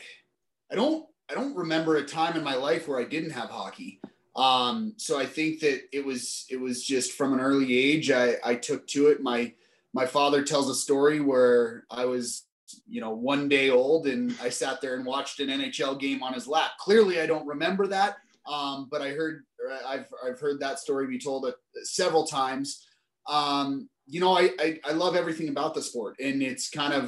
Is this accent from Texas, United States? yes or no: no; Steamboat Springs, Colorado, United States; also born or lived in United Kingdom; Denver is 3 hours or so from my hometown in Steamboat